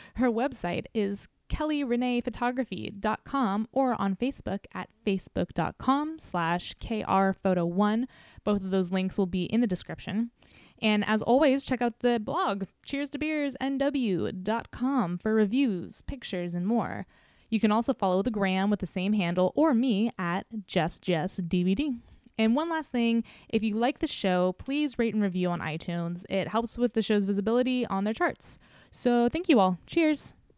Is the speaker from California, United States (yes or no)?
yes; Novato, California, United States; moved away; not like Nevada is my hometown, but, you know, I definitely did some growing up here